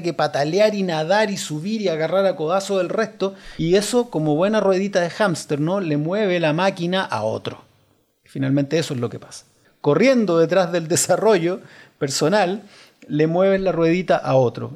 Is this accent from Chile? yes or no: yes; Chile; somos los chilenos